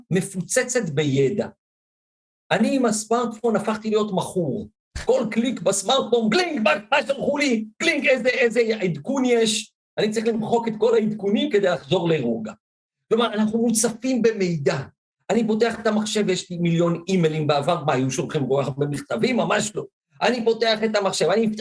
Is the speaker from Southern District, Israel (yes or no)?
yes; Ashdod, Southern District, Israel; now in Givatayim, Israel; גדלתי באשדוד